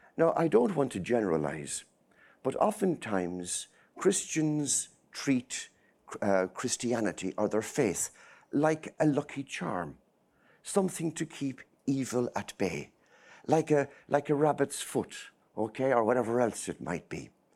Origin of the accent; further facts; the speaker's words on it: center of Ireland, Midlands, Ireland; moved away as an adult; now in Boston, United States; I grew up in a small, small village, uh, in the middle of nowhere, okay? Uh, it's right in the center of Ireland